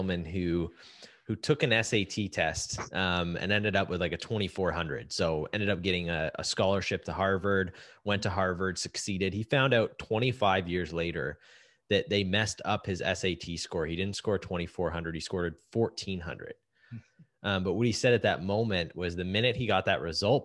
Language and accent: English; Canada; as a Canadian